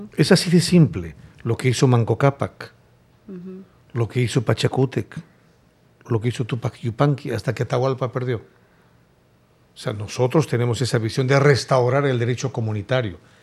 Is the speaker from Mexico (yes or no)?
no; Peru; moved away; also born or lived in Spain; Yo viví por 15 años en España. Yo me considero un PEX, un peruano exterior